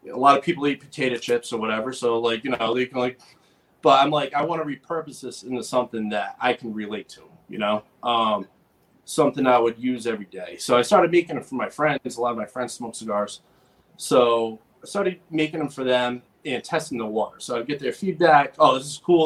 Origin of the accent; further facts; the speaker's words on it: Rhode Island, United States; also born or lived in West Coast; I'm from Rhode Island. I grew up in Rhode Island